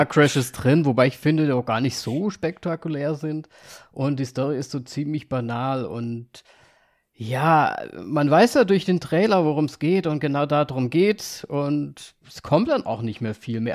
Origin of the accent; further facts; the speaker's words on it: Vienna, Austria; moved away; meiner Geburtsstadt war. Ich war in Wien